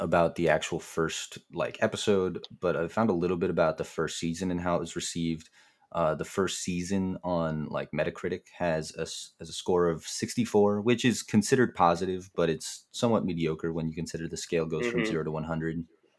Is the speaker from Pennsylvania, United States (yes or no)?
yes; Philadelphia, Pennsylvania, United States; I'm from Philly. I kind of know it. It's my hometown.